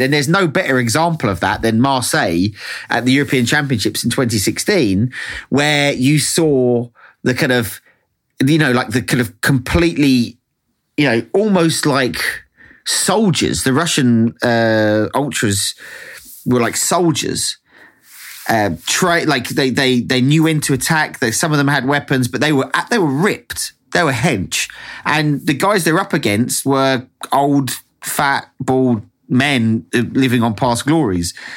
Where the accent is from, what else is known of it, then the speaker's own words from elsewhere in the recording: England, United Kingdom; I'm English